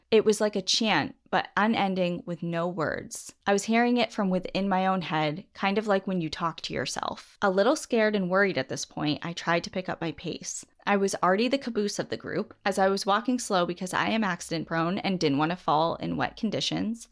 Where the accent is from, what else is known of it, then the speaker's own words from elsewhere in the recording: Southern New Hampshire, United States; growing up in New, Southern New Hampshire